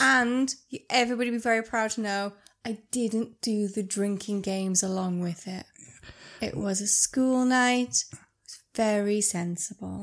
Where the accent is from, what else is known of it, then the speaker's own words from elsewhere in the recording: Cumbria, North West England, United Kingdom; We are from Cumbria. We are northern and proud.